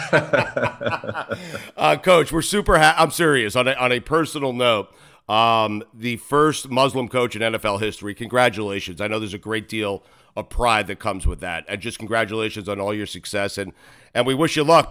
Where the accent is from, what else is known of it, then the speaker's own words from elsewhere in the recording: Port Washington, New York, United States; I grew up in Port Washington.